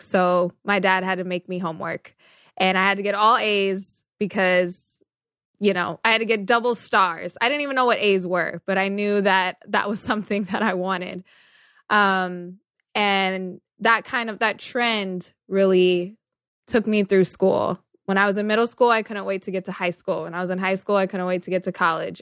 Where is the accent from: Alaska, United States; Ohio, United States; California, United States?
California, United States; Sacramento; I was born and raised in Sacramento, California, so NorCal